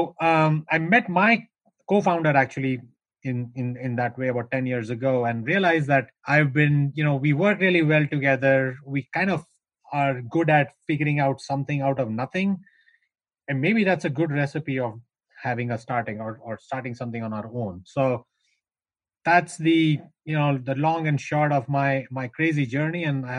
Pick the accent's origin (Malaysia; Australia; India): India; North India; I am from India. I was born and raised in north of India. Grew up in the foothills of the Himalayas.